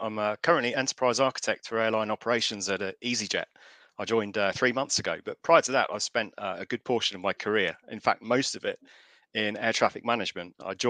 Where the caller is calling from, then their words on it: Reading, South East England, United Kingdom; So I'm near Reading in the UK, which is about 15 miles west of Windsor.